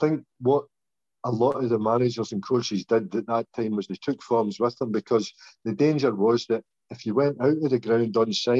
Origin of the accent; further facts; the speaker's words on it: Glasgow, Scotland, United Kingdom; I was born in the Mary Hill Park at Glasgow